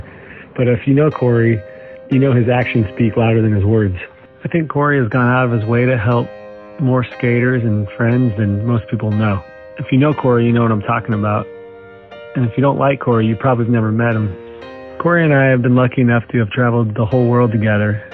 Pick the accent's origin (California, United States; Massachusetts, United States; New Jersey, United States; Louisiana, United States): California, United States; San Diego; I was from San Diego